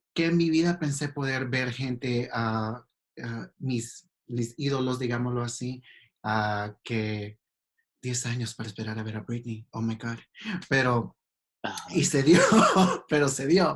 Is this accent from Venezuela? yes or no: no; El Salvador; moved away as an adult; now in Los Angeles, United States; yo soy originalmente de El Salvador. tengo viviendo en Los Ángeles 15 años, de que me mudé de El Salvador. Ah, no he crecido, la mayoría de mi vida crecí en El Salvador. Me mudé a los 18